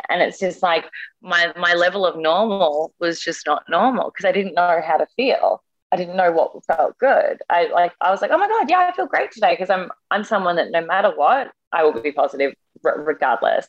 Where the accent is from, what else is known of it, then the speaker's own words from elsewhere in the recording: Australia; now in New York, United States; I'm Australian as well